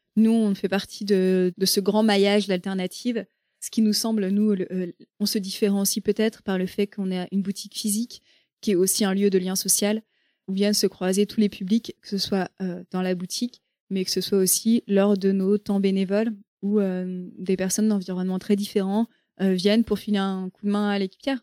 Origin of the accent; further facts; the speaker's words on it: Rennes, Brittany, France; je suis bretonne, enfin, je suis née à côté de Rennes, à Rennes, et j'ai grandi à côté de Rennes.